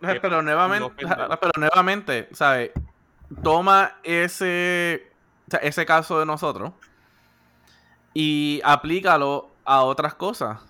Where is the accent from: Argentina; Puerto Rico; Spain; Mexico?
Puerto Rico; somos puertorriqueños